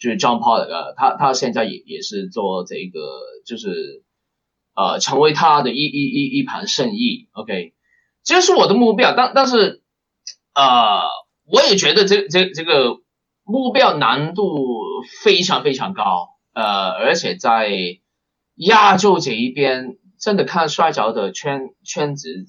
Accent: Hong Kong; 我出生地的香港

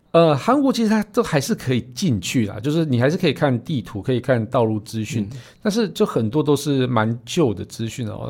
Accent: Yilan County, Taiwan; 我们宜兰人可以一只手撑伞，一只手骑摩托车

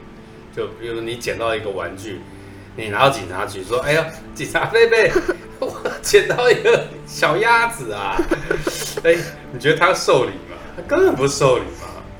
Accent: Beijing, China; accent: Beijing dialect; 我们北京话不讲老子，老子就是我，就是你爸爸，老子，

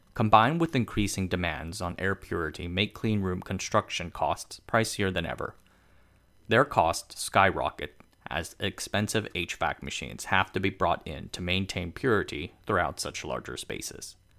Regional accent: Tainan, Taiwan; my hometown of Tainan

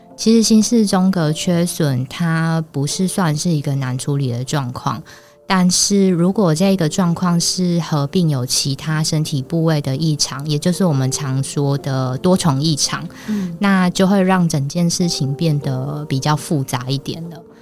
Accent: Taiwan; 我们台湾出生的宝宝

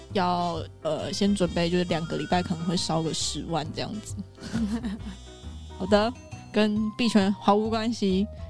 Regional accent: Taiwan; 我们台湾人

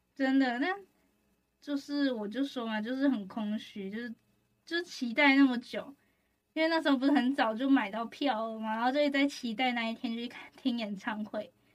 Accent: Taoyuan, Taiwan; 我桃园人啊

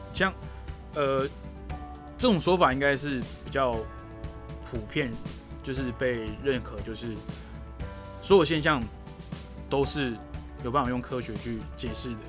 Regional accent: Taiwan; 我是台湾人

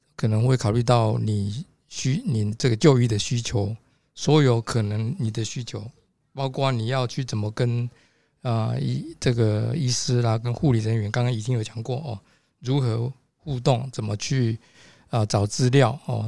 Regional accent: Taiwan; 我是来自台湾哦，我们的这个团体叫做，啊，台湾 Patient Safety Culture Club

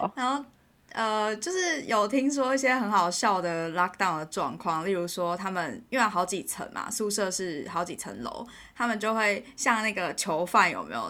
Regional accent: Taiwan; moved away as an adult; now in United Kingdom; 我来自台湾啊

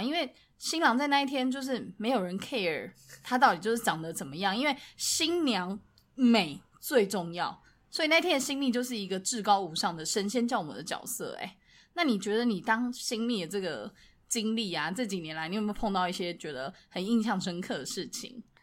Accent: Taiwan; 我们从小在台湾长大

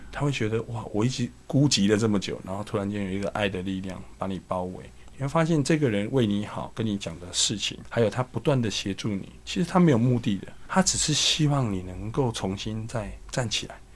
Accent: Kaohsiung, Taiwan; 我出生在高雄的一个乡下啦。嘿。我其实我小时候就， 我住在高雄的燕巢

